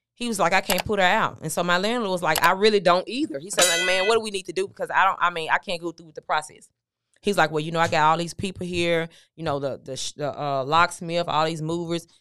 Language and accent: English; Memphis, Tennessee, United States; I'm from Memphis, Tennessee, originally